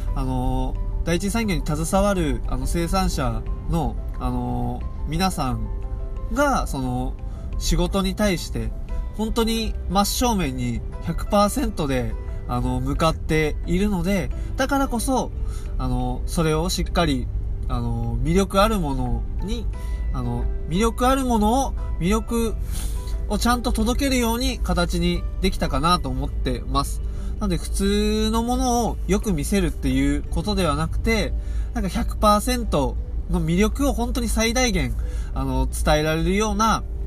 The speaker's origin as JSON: {"language": "Japanese", "region": "Tokyo", "country": "Japan", "tie": "born or raised there", "moved": "as an adult", "lives_now": "Tottori, Japan", "said": "僕自身がずっと、東京生まれ、東京育ちだったんですけど、あの、まあ、鳥取に来てから"}